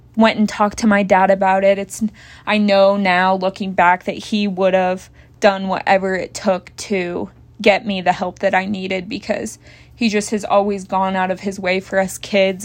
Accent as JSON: {"language": "English", "town": "Bath", "country": "United States", "tie": "born or raised there", "moved": "as an adult", "said": "out of Bath, blah, blah, blah, my hometown"}